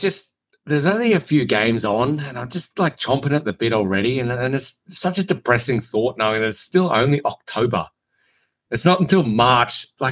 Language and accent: English; Australia; I love the fact that I'm Australian. I've always endorsed being Australian